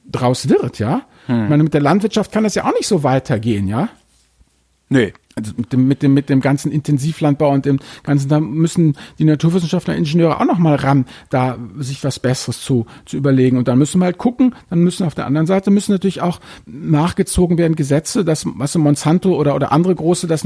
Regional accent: Hamburg, Germany; ich muss jetzt hier mal als Hamburger doch mal hier ein maritimes Beispiel bringen.

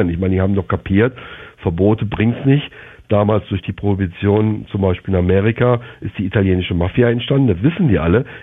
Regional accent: Germany; moved away as an adult; now in Jamaica; ich bin Deutscher. Ja, und, und ich war äh, auch vier Jahre beim Militär und war dann eine Heißkiste fürs Vaterland und so. Mhm. Aber ich bin damals mit Sicherheit nicht äh, umsonst nach Jamaika ausgefallen, äh, ausgewandert

